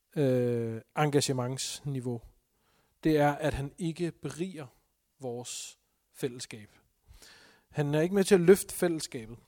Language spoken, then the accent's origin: Danish; Denmark; Vi er som danskere